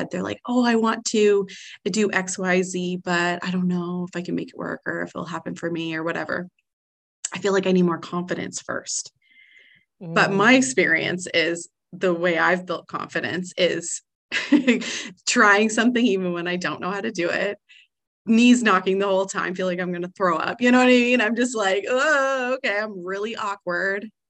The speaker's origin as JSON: {"language": "English", "country": "Canada", "said": "I mean, we're both Canadian, so we are so blessed in that."}